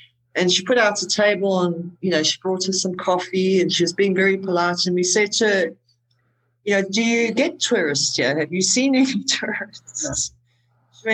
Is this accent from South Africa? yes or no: yes; South Africa; I am South African.